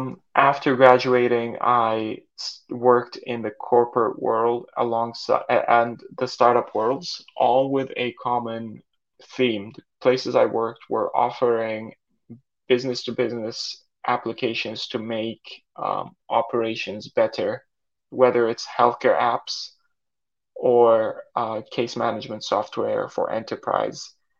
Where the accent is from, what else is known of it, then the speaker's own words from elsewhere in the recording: Saudi Arabia; now in Canada; So I grew up in Saudi Arabia in an expat community. My parents are Turkish. We would speak Turkish at home, English at school, and the kids I grew up with were also expats from all over the world.